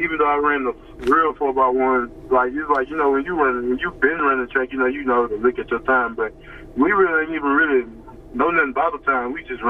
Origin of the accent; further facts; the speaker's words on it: Baton Rouge, Louisiana, United States; also born or lived in Baker, Louisiana; I'm originally from Zion City, but I live in Baker.